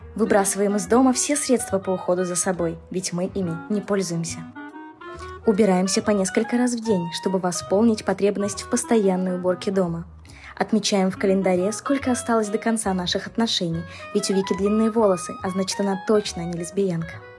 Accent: Minsk, Belarus; Хоть я и росла в Беларуси, в Минске

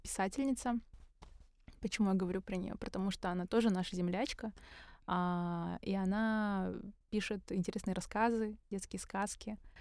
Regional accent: Karaganda, Karaganda Region, Kazakhstan; мы из Караганды обе

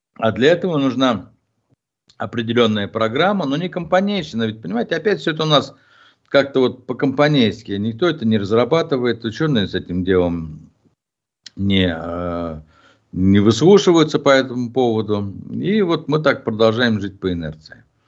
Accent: Ufa, Bashkortostan, Russia; я иногда чувствую себя в, в родном городе, ну, мягко скажем, не, эм, в столице Республики Башкортостан

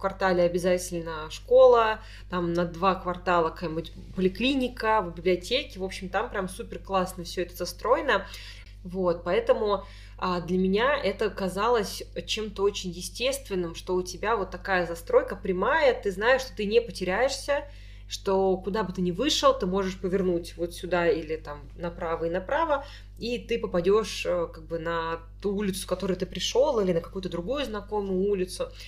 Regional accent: Tolyatti, Samara Oblast, Russia; Ну что, мой я не коренная москвичка. Не всем дано. И не коренная петербурженка. Да. Я волжанка, как минералка.

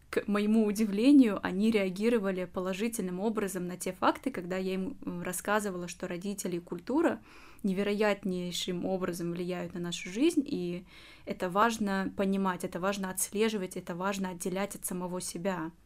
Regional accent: Uzbekistan; moved away as an adult; now in Russia; я сама узбечка из Узбекистана, выросла в этой культуре, жила много-много лет

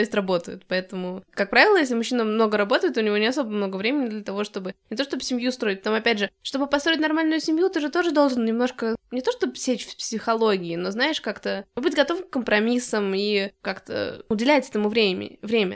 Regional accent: Moscow, Russia; я из Москвы

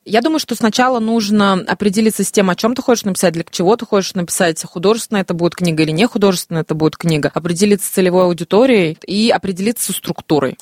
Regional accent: Ufa, Bashkortostan, Russia; also born or lived in Moscow; решила вернуться домой, в Уфу, где меня ждала мама

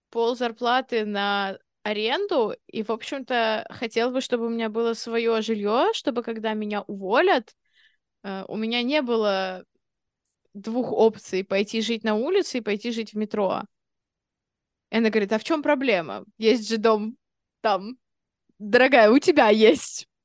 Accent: England, United Kingdom; Извините, я из Англии просто.

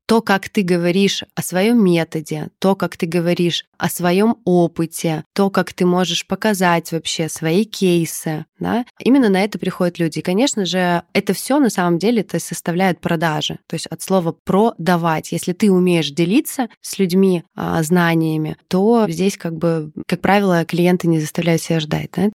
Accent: Odesa, Odesa Oblast, Ukraine; now in Moscow, Russia; я сама из Одессы, и когда-то там в 12-13 лет я очень много, много где работала

